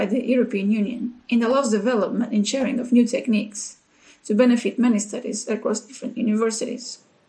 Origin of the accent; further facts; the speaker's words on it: Portugal; English is a second language; now in Sheffield, United Kingdom; I came to Sheffield from Portugal for 6 months to share my experience on molecular techniques